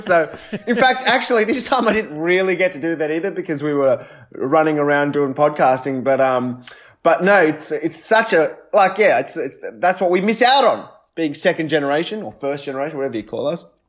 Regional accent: Australia; I wasn't born there, I was born in Australia, but uh, definitely, you know, my ethnic roots are Sri Lankan

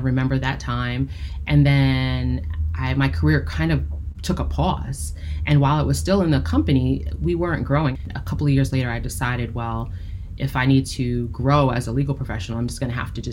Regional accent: United States; being a Black woman, right, growing up in the United States

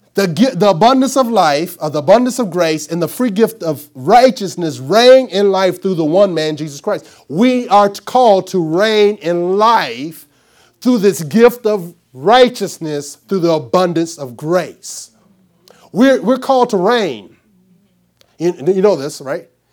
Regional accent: Arkansas, United States; I'm from Arkansas.

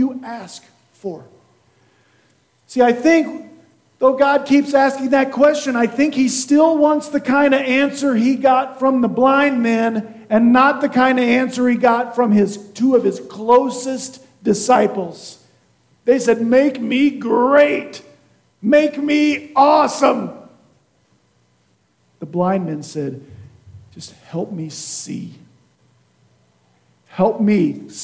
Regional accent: Kansas, United States; now in Nebraska, United States; I'm from Kansas.

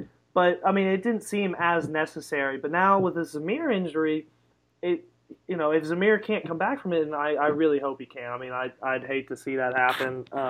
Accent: Austin, Texas, United States; I grew up in Austin my whole life and supported the Longhorns that whole time

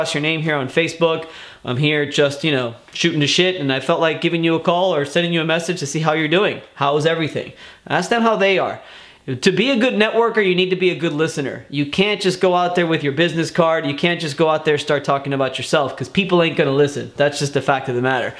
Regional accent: Miami, Florida, United States; moved away as an adult; now in Tampa, United States; I am born and raised in Miami, Florida

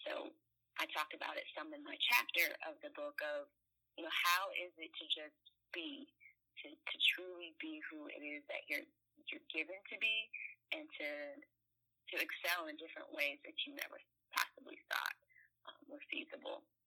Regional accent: California, United States; I grew up in California

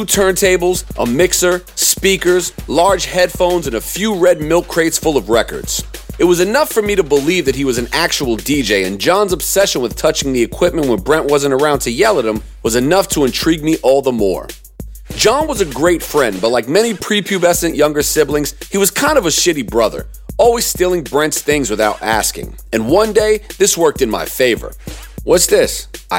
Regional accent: Durham, North Carolina, United States; I was born and raised in Durham, North Carolina. Like most rappers, my parents were New York Jews who moved down south for a great career opportunity for my father and a better life for their children.

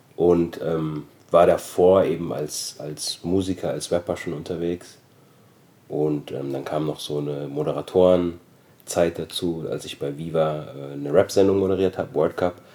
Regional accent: Germany; also born or lived in Austria; ich bin 1973 geboren worden in Österreich, bin dann mit sechs Jahren nach Deutschland gezogen

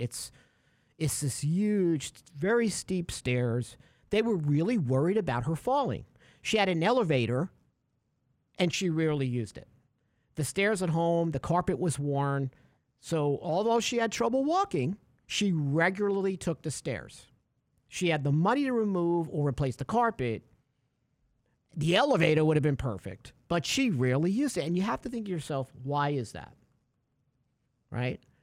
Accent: New York, United States; growing up in New York, uh, you know, uh, in the eighties

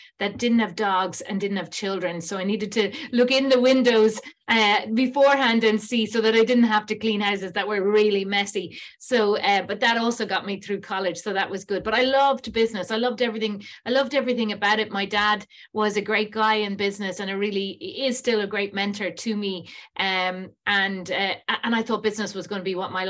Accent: Ireland; how amazingly lucky I was to have been born in Ireland

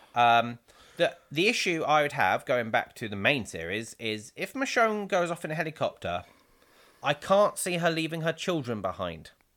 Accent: England, United Kingdom; being English

